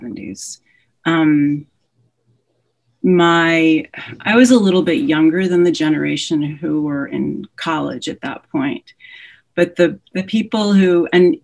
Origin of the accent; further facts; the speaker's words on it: New Orleans, Louisiana, United States; I grew up in New Orleans.